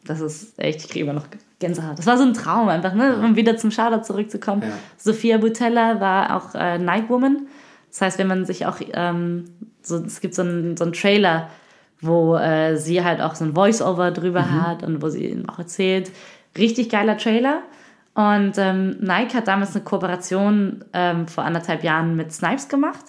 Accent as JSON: {"language": "German", "town": "Cologne", "region": "North Rhine-Westphalia", "country": "Germany", "tie": "born or raised there", "said": "ich komme aus, äh, aus Familie, aus einer Hartz-IV-Familie aus Köln-Kalk, so Köln-Deutz, Köln-Mülheim, Köln-Kalk, da bin ich aufgewachsen"}